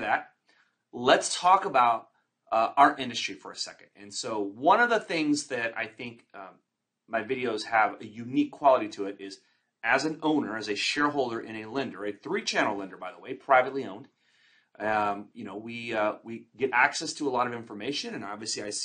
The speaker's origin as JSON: {"language": "English", "region": "Texas", "country": "United States", "tie": "born or raised there", "also_born_or_lived": "Florida / Fort Lauderdale, Florida", "moved": "yes", "lives_now": "California, United States", "said": "I'm a Texan native"}